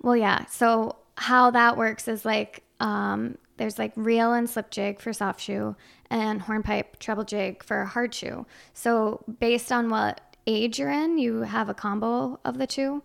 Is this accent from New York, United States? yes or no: yes; Chazy, New York, United States; I'm from Shazy.